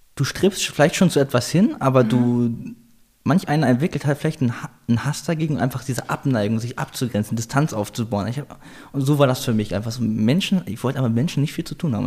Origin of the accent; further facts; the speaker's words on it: Salzgitter, Lower Saxony, Germany; moved away as an adult; also born or lived in Hildesheim, Germany; now in Vienna, Austria; Ich bin geboren in Salzgitter